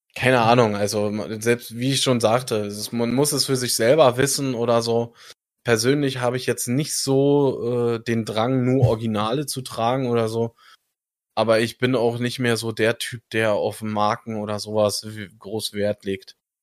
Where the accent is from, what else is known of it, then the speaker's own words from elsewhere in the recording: Germany; ich als Deutscher